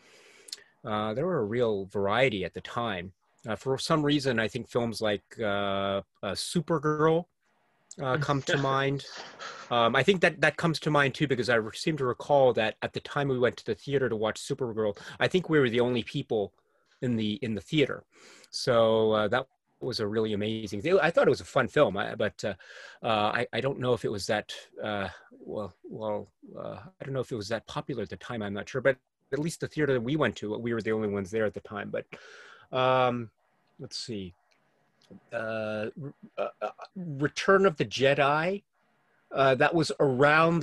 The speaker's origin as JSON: {"language": "English", "country": "United States", "tie": "born or raised there", "also_born_or_lived": "Japan", "said": "I was also growing up in the U.S. at the time"}